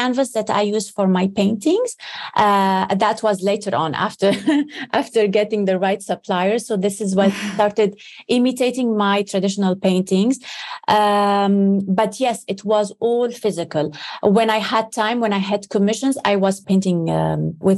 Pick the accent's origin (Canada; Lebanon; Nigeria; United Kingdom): Lebanon; growing up in Lebanon